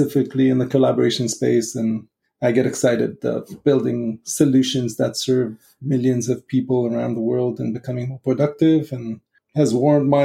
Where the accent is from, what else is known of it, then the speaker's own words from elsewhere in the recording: Israel; moved away; just coming from growing up in Israel